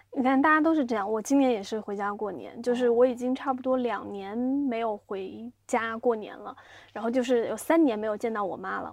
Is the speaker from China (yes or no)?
yes; Xiamen, Fujian, China; moved away as an adult; also born or lived in Beijing; 作为一个厦门人